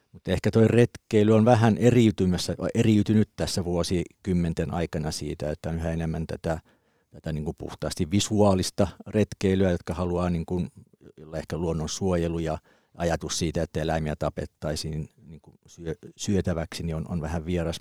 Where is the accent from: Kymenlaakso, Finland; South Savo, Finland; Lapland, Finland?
Kymenlaakso, Finland; Kuusankoski; Mä oon Kymenlaaksosta Kuusankoskelta, eli metsä oli siinä takapihalla